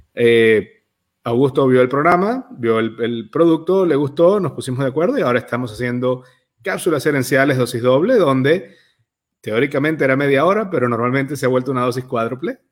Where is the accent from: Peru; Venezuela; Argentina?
Venezuela; moved away; ambos somos emigrantes eh, venezolanos